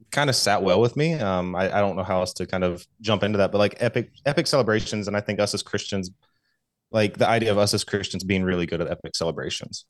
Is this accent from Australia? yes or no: no; Southeast, United States; I grew up in, in the Southeast, um, Southern Baptist